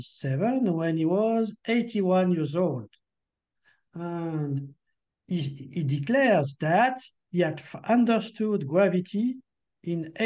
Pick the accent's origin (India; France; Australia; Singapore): France; accent: French; English is a second language; my French accent is not so good.